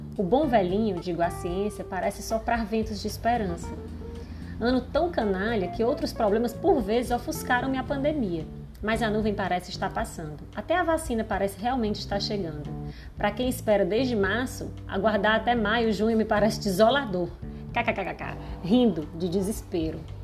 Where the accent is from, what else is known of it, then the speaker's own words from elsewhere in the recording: Fortaleza, Ceará, Brazil; accent: nordestino; Eu falo diretamente aqui de Fortaleza, esse sotaque acentuado nordestino